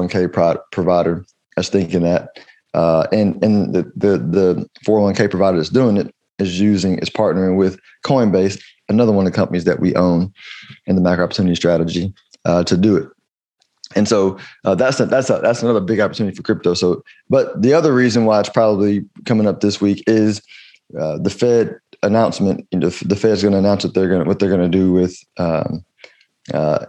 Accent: United States; as an American

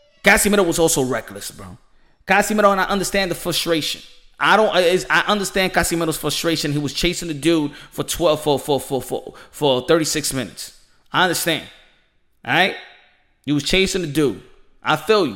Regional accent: New York City, New York, United States; I'm from New York City. Shout out Harlem. Wash Heights

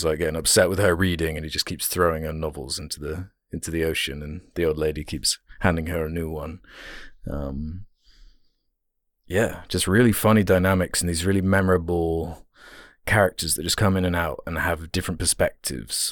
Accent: United Kingdom; being British

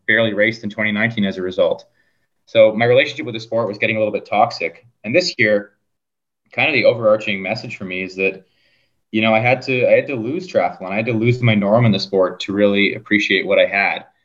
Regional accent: Fergus, Ontario, Canada; also born or lived in Guelph, Ontario; we moved to an even smaller town, Fergus, Ontario and that's where I grew up

